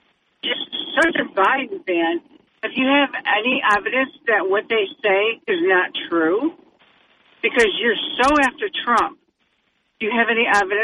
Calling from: Brampton, Ontario, Canada

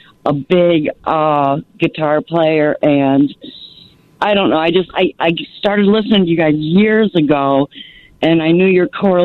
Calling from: North Aurora, Illinois, United States; I am calling from North Aurora, Illinois.

